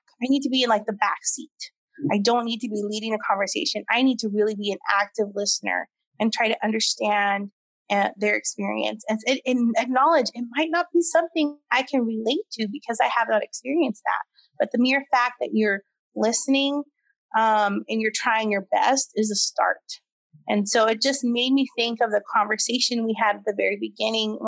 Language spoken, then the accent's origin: English; United States; first language English; I am American born. I am native English speaker.